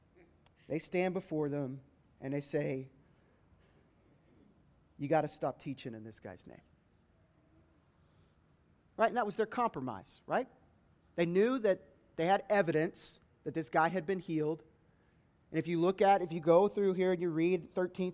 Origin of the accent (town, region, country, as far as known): United States